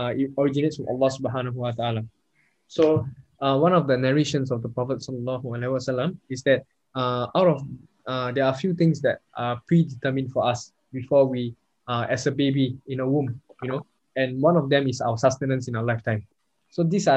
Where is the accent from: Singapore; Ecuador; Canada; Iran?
Singapore; also born or lived in Perth, Australia; as Singaporean Muslims